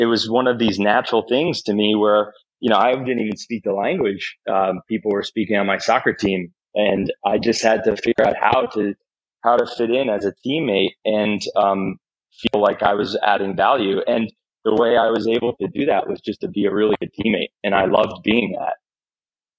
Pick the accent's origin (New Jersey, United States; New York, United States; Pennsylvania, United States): New Jersey, United States; Wall Township; now in Williamsburg, United States; I grew up in Jersey, and when I was in third grade